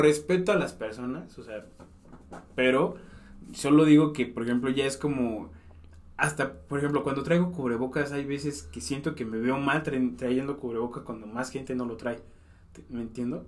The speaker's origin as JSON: {"language": "Spanish", "region": "Mexico City", "country": "Mexico", "moved": "yes"}